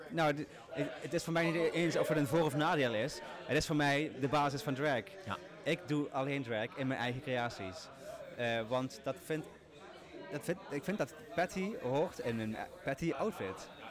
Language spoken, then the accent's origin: Dutch; Limburg, Netherlands; accent: Limburg